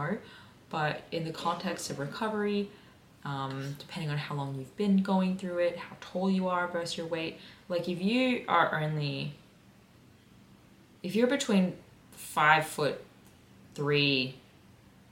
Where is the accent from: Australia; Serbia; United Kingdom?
Australia; Sydney, New South Wales; I am from Sydney. I am from the Illawarra area, specifically Peakhurst. I grew up in Peakhurst